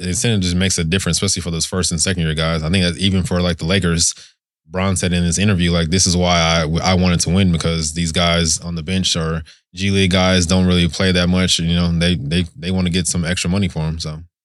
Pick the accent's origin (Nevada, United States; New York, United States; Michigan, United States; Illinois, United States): Nevada, United States; Las Vegas; also born or lived in Thessaloniki / Tennessee; I'm from Vegas. A lot of my family lives here